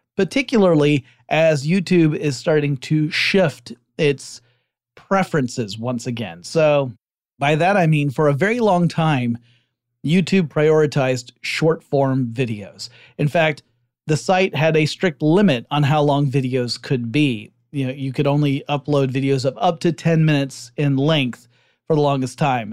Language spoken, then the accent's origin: English; Georgia, United States; based out of Georgia. Uh, not my home state, but rather the Republic over in Eurasia